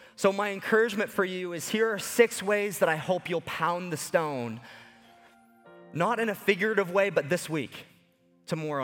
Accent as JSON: {"language": "English", "town": "Lower Sackville", "region": "Nova Scotia", "country": "Canada", "tie": "born or raised there", "said": "growing up in Lower Sackville, Nova Scotia, just ten minutes away from where Sidney Crosby was born"}